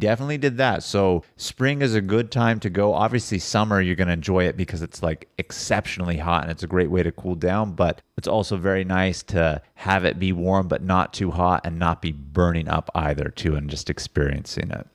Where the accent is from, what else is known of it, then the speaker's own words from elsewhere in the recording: California, United States; also born or lived in San Diego; as a Californian